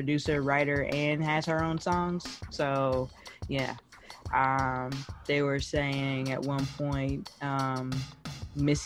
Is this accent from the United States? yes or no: no; Jamaica; I'm Jamaican.